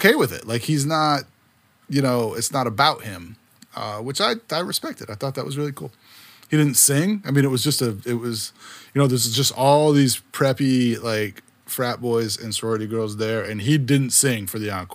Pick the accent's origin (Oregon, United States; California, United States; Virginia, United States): Virginia, United States; I'm from Virginia